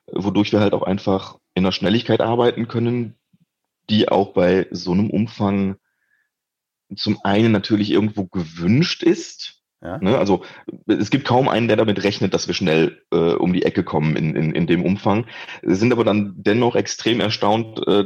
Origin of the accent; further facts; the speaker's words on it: Wallonia, Belgium; Also wenn man im, im deutschsprachigen Raum in Belgien aufwächst, äh, geht man normalerweise aus dem Abitur